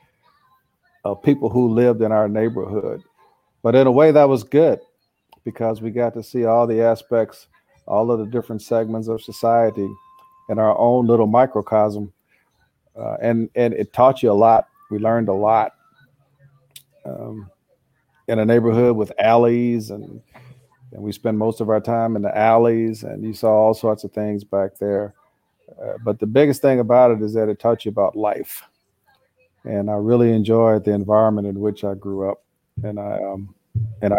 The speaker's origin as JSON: {"language": "English", "town": "St. Louis", "region": "Missouri", "country": "United States", "tie": "born or raised there", "also_born_or_lived": "Kansas", "said": "born and raised in St. Louis"}